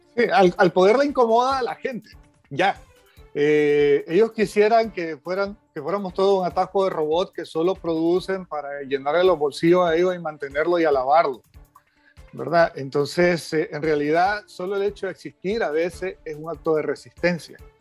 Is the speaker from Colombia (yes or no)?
no; Nicaragua; a mí como nicaragüense y como ciudadano